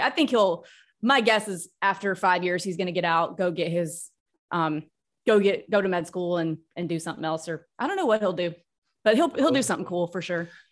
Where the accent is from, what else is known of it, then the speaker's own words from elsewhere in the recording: Starkville, Mississippi, United States; moved away as an adult; also born or lived in Texas / New York City / Nashville, Tennessee; now in Florida, United States; We grew up in Starkville, Mississippi, where Mississippi State University is